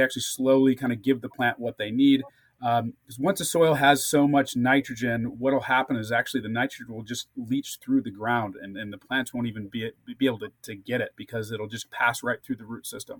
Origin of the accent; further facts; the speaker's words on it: St. Louis, Missouri, United States; now in California, United States; I grew up in St. Louis area